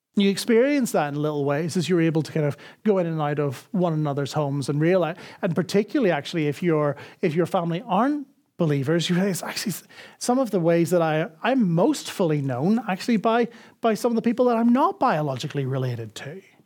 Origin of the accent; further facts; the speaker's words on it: Northern Ireland, United Kingdom; now in Dublin, Ireland; I grew up in Northern Ireland